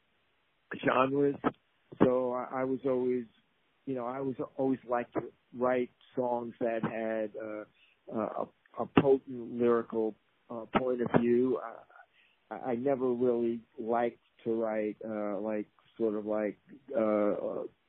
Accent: New York area, United States; I grew up playing clubs in the New York area.

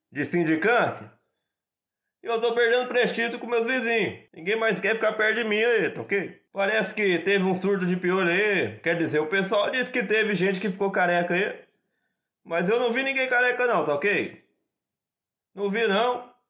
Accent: Glicério, São Paulo, Brazil; sou de Glicério, São Paulo.

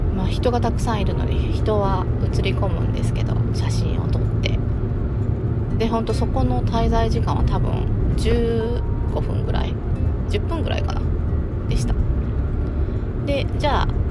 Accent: Okayama, Japan; 地元の岡山城

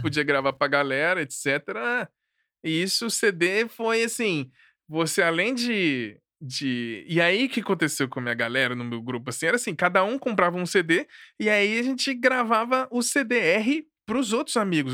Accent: Brasília, Federal District, Brazil; also born or lived in Rio de Janeiro; eu nasci no Rio, mas fui pra Brasília, assim, cresci, fui criado por lá

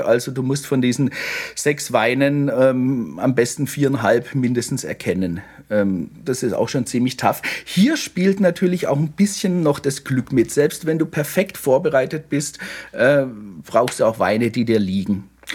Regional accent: Baden-Württemberg, Germany; ich bin ja in Württemberg aufgewachsen

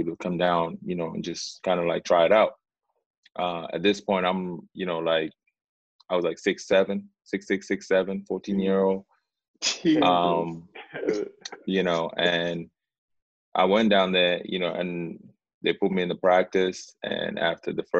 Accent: Sydney, New South Wales, Australia; born or raised there; also born or lived in Sudan

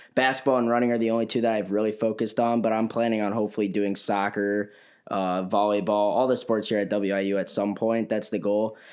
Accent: Elgin, Illinois, United States; I'm from Elgin, Illinois

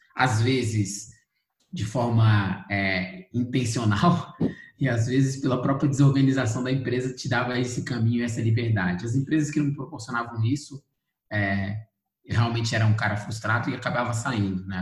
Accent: Brasília, Federal District, Brazil; sou de Brasília, brasiliense, nascido e criado em Brasília, especificamente no Cruzeiro

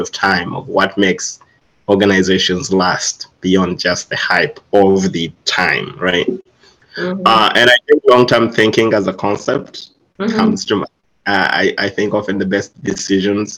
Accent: Uganda; I'm originally from Uganda, East Africa

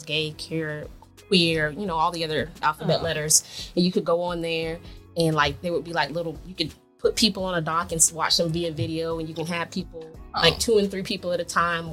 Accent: Jacksonville, Florida, United States; moved away as an adult; also born or lived in Miami, Florida; now in Georgia, United States; I'm actually from Jacksonville, Florida.

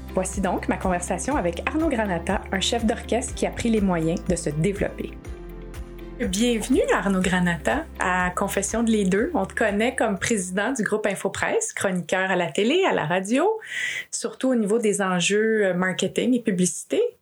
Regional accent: Quebec, Canada; je suis née au Québec d'une mère québécoise

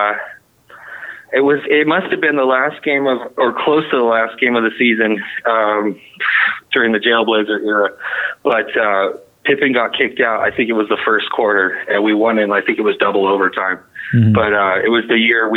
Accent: Westland, Oregon, United States; I grew up in Westland, not up on the hill in Westland

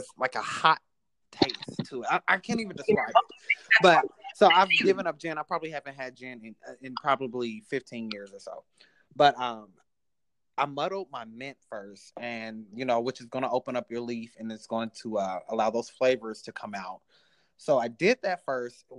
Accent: Indianapolis, Indiana, United States; moved away as an adult; now in Chicago, United States; I am from Indianapolis, so it was closer to home

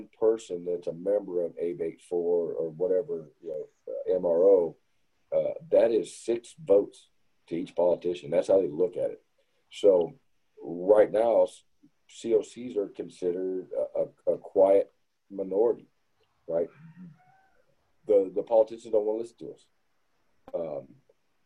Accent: Arizona, United States; moved away; also born or lived in Southern Mississippi; growing up in Arizona

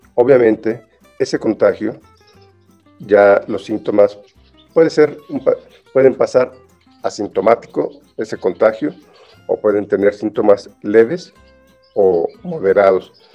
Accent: Mexico; así somos los mexicanos

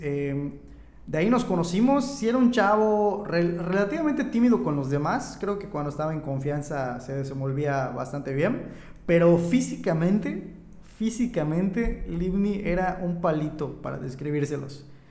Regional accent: Oxkutzcab, Yucatán, Mexico; moved away as an adult; now in Mérida, Mexico; Me fui de mi pequeño rancho, de mi pueblo a la ciudad.

